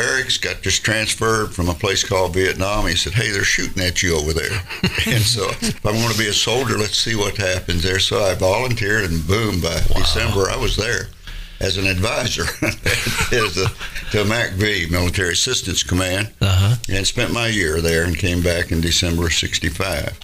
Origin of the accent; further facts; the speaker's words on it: Goodlettsville, Tennessee, United States; now in Gallatin, United States; I grew up in Goodlettsville